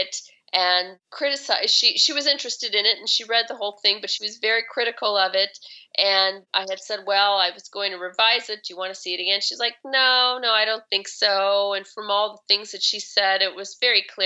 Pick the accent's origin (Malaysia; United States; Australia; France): United States; Chicago, Illinois; now in Seattle, United States; I didn't grow up having a garden, and I grew up in Chicago and, in the city